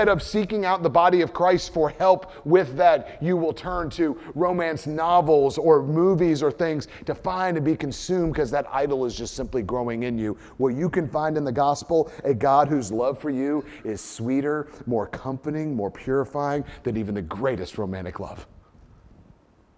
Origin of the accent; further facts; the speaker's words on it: United States; first language English; as an American